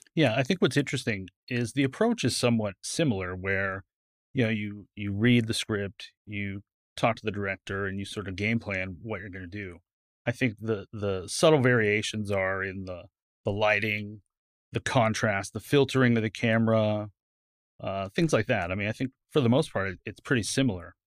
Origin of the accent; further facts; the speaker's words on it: California, United States; now in Dallas, United States; I grew up in California.